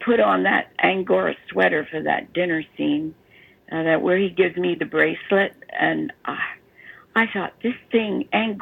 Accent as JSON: {"language": "English", "town": "Baltimore", "region": "Maryland", "country": "United States", "accent": "Baltimore", "moved": "yes", "said": "which is where I was from. And I gave her my Baltimore accent"}